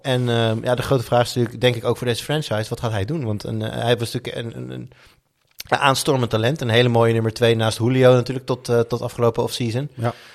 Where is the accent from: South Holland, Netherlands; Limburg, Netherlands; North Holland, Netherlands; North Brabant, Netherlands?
North Holland, Netherlands; Amsterdam; moved away; als Amsterdammer. Nou, ja. Ik ben natuurlijk nu niet meer Amsterdammer.